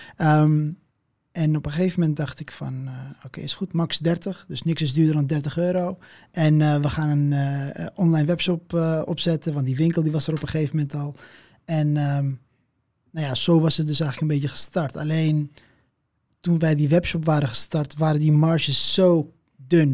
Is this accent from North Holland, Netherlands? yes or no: yes; Amsterdam, North Holland, Netherlands; Amsterdam. En ehm, ja, ja, Marokkaanse afkomst